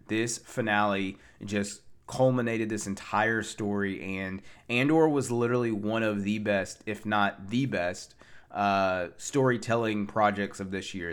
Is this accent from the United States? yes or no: yes; Tennessee, United States; from my hotel from my hometown, Tennessee